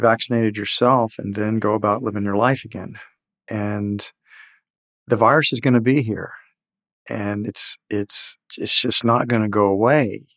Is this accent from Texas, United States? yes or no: yes; Houston, Texas, United States; I grew up in Houston where mothers would lock the kids in doors